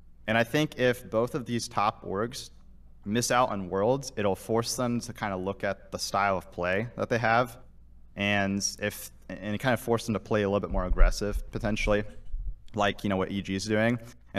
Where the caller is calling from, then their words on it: Fort Wayne, Indiana, United States; Fort Wayne, Indiana.